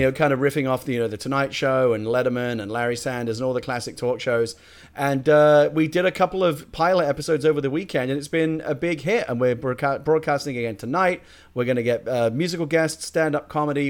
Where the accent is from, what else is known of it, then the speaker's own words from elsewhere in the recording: United Kingdom; I'm a Brit